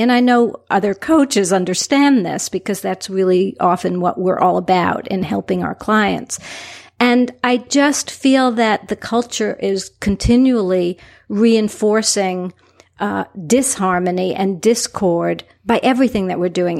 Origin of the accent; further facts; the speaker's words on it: New York City, New York, United States; now in Southwest Florida, United States; I'm originally from New York City